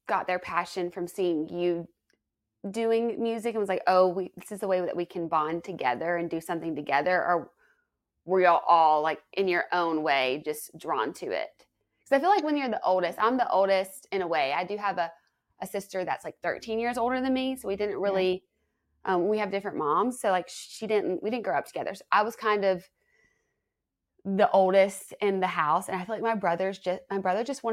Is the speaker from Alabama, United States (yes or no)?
yes; Tuscaloosa, Alabama, United States; I'm from Alabama, Tuscaloosa, went to University of Alabama